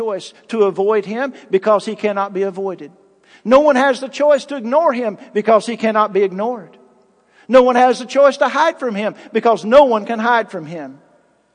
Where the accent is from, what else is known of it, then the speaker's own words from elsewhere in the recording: United States; as American citizens